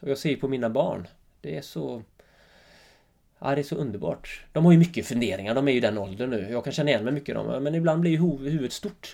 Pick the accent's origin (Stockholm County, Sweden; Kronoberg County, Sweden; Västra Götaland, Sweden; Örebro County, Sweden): Västra Götaland, Sweden; Öckerö; accent: Öckerö dialect; now in Jämtland, Sweden; Mina första tio år var ju helt fantastiska, Öckre